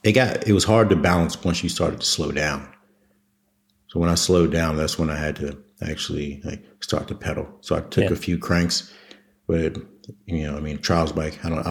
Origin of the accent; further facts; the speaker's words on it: Waldorf, Maryland, United States; moved away as an adult; I grew up in Waldorf, Maryland